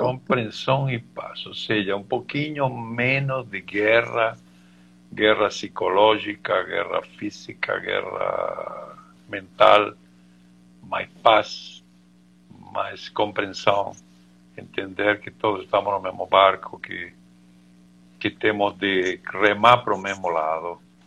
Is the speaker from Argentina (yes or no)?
yes; Argentina; Portuguese is a second language; now in Brazil; eu, como bom argentino